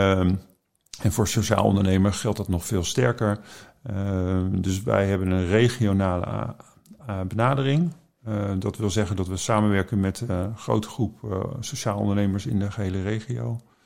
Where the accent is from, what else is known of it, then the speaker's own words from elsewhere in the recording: The Hague, South Holland, Netherlands; moved away; Ik ben naar Den Haag gekomen, mijn geboortestad